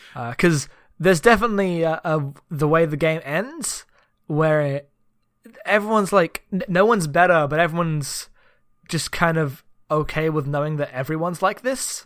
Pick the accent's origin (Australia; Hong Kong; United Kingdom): United Kingdom; coming from uh, d, Britain